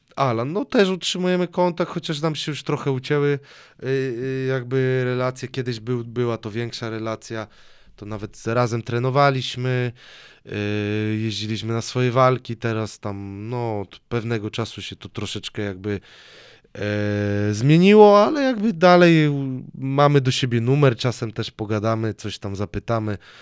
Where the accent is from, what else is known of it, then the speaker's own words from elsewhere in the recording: Sosnowiec, Silesian Voivodeship, Poland; moved away; also born or lived in Katowice / Dąbrowa Górnicza / Tuliszków / Toruń; mieszkałem w Sosnowcu yy, u rodziców.